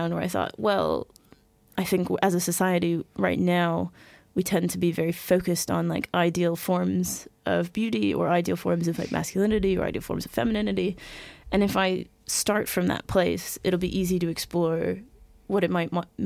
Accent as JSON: {"language": "English", "country": "United States", "accent": "American", "moved": "yes", "said": "As you may have guessed by my accent, I am in fact American"}